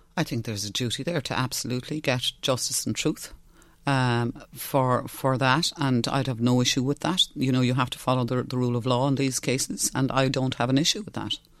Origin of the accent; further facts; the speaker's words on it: West Cork, Munster, Ireland; first language Irish; English is a second language; I'm from West Cork. I'm from a Gaeltacht. I'm going to be hmm. very strong in the language. I had to learn English when I was four.